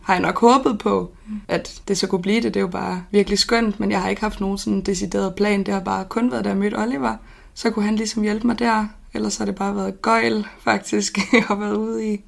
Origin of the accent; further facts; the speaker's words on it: Odense, Southern Denmark, Denmark; født og opvokset i Odense